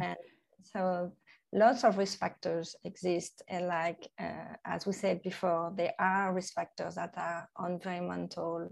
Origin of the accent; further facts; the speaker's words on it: Normandy, France; English is a second language; moved away as an adult; now in Thailand; I'm from Normandy in, uh, in France, which is not a very hot part of France.